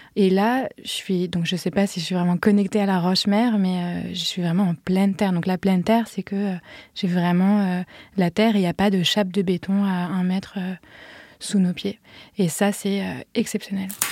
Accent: Paris, Île-de-France, France; moved away as an adult; also born or lived in Vienna, Austria / London, United Kingdom; je suis née, j'ai grandi à Paris

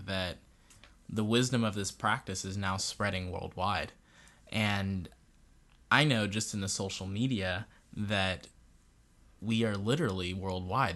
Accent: Barbados; I'm from Barbados and that's my facial features. I'm West Indian.

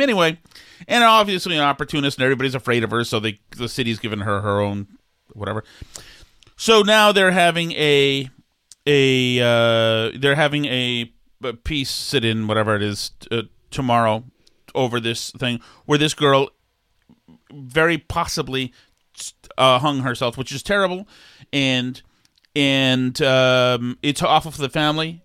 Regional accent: Winchester, Massachusetts, United States; also born or lived in Pentucket, Massachusetts; I grew up in Winchester, Massachusetts

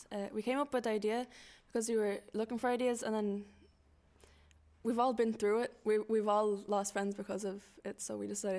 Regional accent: Lithuania; now in Ireland; I'm 16. I like pretty much any music, and I was born in Lithuania.

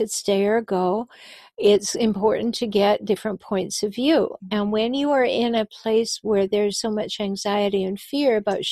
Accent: Vancouver Island, British Columbia, Canada; I was born on Vancouver Island

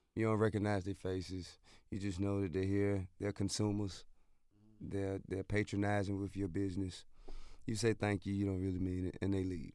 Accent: Atlanta, Georgia, United States; I'm from Bankhead, which is basically two major avenues that are parallel to each other

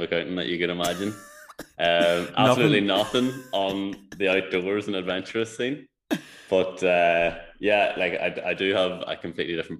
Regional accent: Tyrone, Northern Ireland, United Kingdom; also born or lived in Donegal / Dublin; My background, I'm from Tyrone.

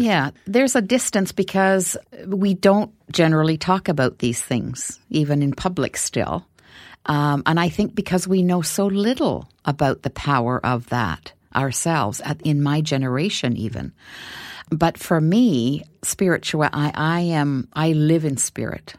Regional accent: Canadian Arctic, Canada; I come from the Canadian Arctic

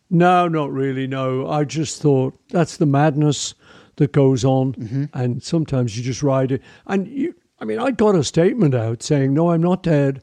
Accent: Liverpool, North West England, United Kingdom; I grew up in Liverpool with an amazing family

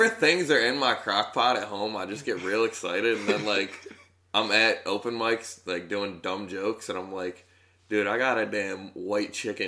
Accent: Tully, New York, United States; also born or lived in Norristown, Pennsylvania; I grew up in Tully, which is like 15 minutes outside of Syracuse

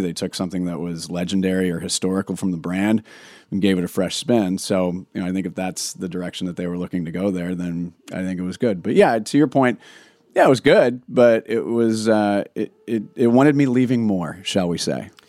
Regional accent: Oregon, United States; moved away; I'm always bringing it back to my home state

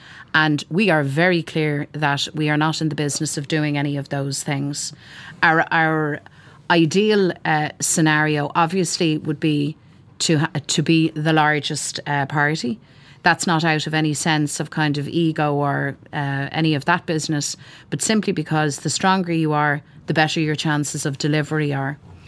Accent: Ireland; We're Irish Republicans, we're United Irelanders, and we will not sit at Westminster.

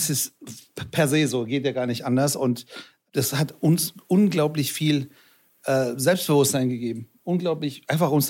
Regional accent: Frankfurt, Hesse, Germany; also ich bin in Frankfurt aufgewachsen

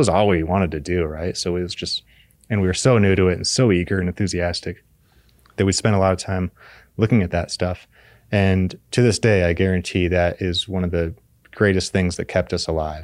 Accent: Fort Collins, Colorado, United States; I grew up in Fort Collins, Colorado, on the Front Range

